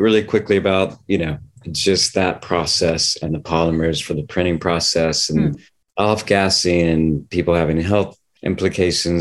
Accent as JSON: {"language": "English", "region": "Tennessee", "country": "United States", "tie": "born or raised there", "said": "I grew up in Tennessee on a horse farm"}